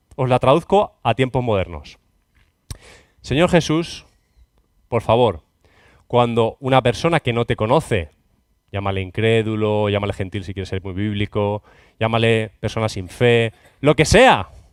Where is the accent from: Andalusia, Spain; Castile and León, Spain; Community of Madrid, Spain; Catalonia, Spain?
Catalonia, Spain; Cataluña, bueno, mi tierra